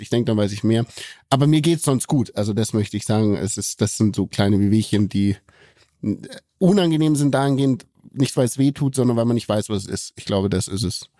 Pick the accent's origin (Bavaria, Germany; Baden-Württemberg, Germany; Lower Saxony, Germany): Bavaria, Germany; hier bei uns in Bayern